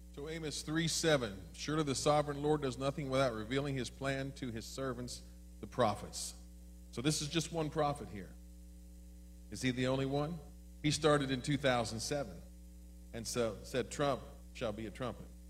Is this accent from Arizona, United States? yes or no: no; Maryland, United States; When I was growing up in Maryland, I grew up in the home of Democrats